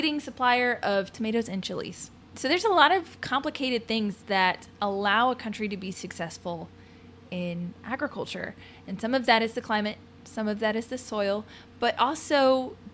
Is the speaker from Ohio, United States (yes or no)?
yes; Ohio, United States; growing up in Ohio